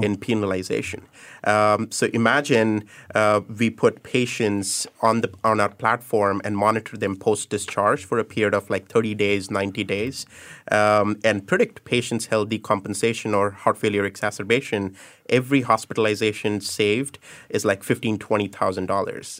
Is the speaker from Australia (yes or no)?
no; India; moved away as an adult; also born or lived in United States; now in Singapore; I was born and raised in India, did my electrical engineering